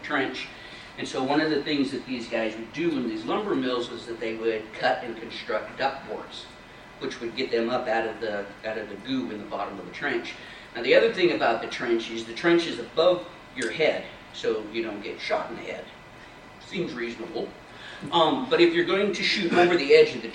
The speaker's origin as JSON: {"language": "English", "town": "Libby", "region": "Montana", "country": "United States", "tie": "born or raised there", "said": "I grew up in Libby, Montana"}